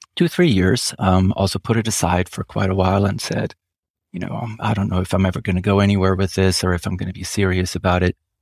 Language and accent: English; Switzerland; first language German; English is a second language; moved away; I am Swiss